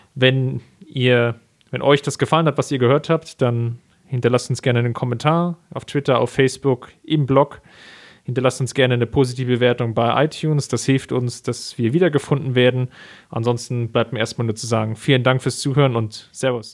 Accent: Germany; als, als Mitteleuropäer, als Deutsche

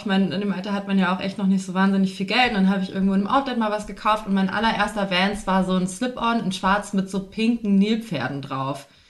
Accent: Fulda, Hesse, Germany; now in Berlin, Germany; ich komme ursprünglich nicht aus Berlin, haha, ich bin auch zugezogen, sondern komme aus Fulda beziehungsweise so einem kleinen Kaff dort äh, in Hessen

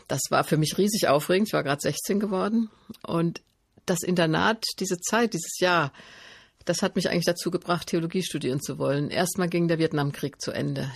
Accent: Stadtallendorf, Hesse, Germany; also born or lived in Marburg; ich bin in Stadt Allendorf groß geworden, bin in Marburg zur Schule gegangen

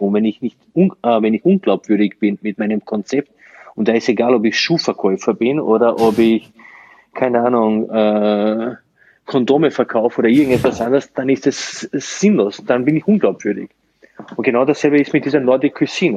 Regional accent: Slovenia; also born or lived in Burgenland, Austria; now in Austria; ich komme eigentlich aus Slowenien

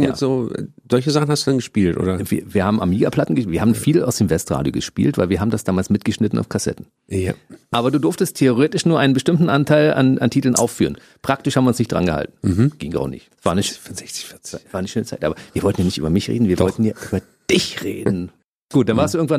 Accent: East Germany, Germany; Ich bin ja Ossi

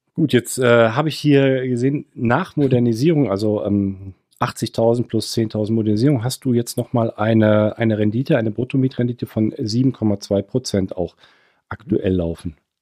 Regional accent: Cologne, North Rhine-Westphalia, Germany; als Kölner aus NRW

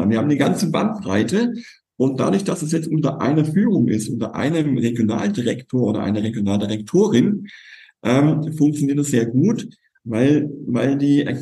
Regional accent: Kurpfalz, Baden-Württemberg, Germany; Ich komme aus der Kurpfalz

